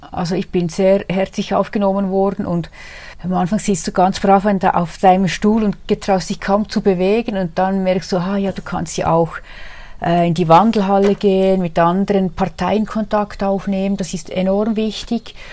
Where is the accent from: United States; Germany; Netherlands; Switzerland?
Switzerland; Adelboden, Bern; born there; Damals war ich für das Oberland Großrätin. Ich bin gebürtige Adelbottnerin